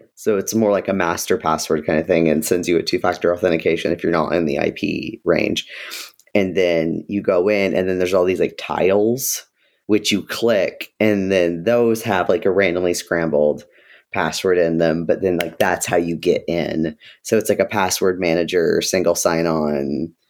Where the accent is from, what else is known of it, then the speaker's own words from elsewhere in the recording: Ohio, United States; I was born in Ohio